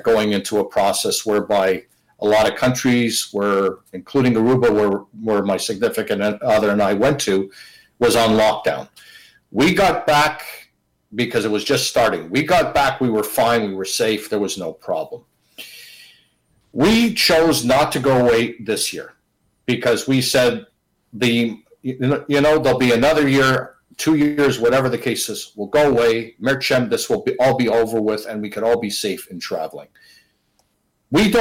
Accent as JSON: {"language": "English", "country": "Canada", "said": "I'm in my home country. I'm in my city."}